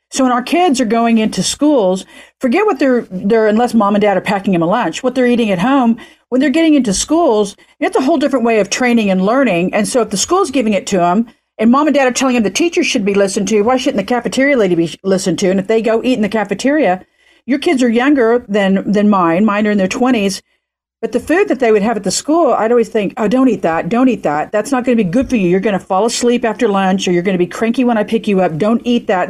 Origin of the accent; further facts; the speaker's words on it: Oklahoma, United States; now in California, United States; I'm in Podunk City, Oklahoma, where I'm pretty much from